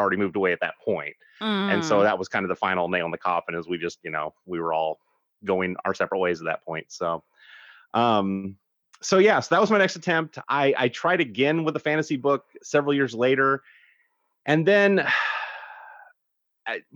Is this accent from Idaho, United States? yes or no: yes; Idaho, United States; now in South Carolina, United States; I grew up in Idaho